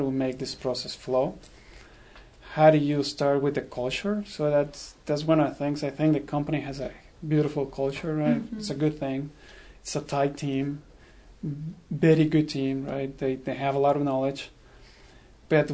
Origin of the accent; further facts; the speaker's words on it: Mexico; moved away as an adult; also born or lived in Rhode Island / Indiana; now in United States; I'm originally from Mexico